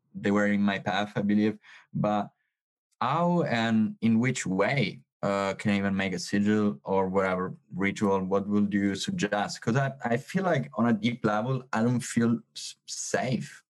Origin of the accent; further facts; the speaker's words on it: Sicily, Italy; English is a second language; I'm from Sicily.